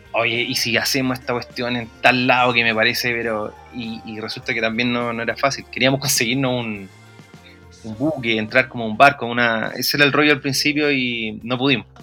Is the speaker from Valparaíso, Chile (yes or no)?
yes; Valparaíso, Chile; nosotros somos de ahí, de Playa Ancha. Eh, nacido y criado en, en, en Playa Ancha